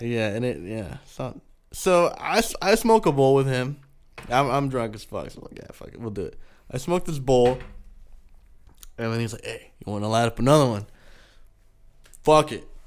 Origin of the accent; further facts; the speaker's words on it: San Diego, California, United States; first language Spanish; English is a second language; I'm from San Diego